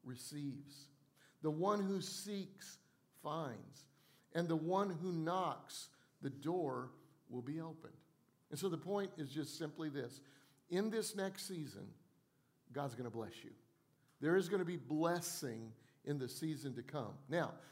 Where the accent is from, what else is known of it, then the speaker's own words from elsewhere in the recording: Colorado, United States; now in Charleston, United States; I grew up in Colorado where we had all four seasons